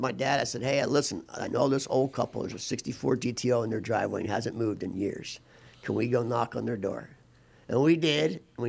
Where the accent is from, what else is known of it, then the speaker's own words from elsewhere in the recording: Philadelphia, Pennsylvania, United States; moved away; I grew up in Philadelphia. Philly.